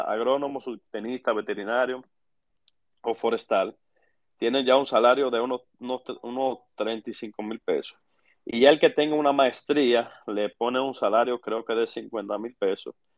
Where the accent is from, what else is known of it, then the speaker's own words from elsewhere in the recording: La Vega, Dominican Republic; soy nativo vegano de pura cepa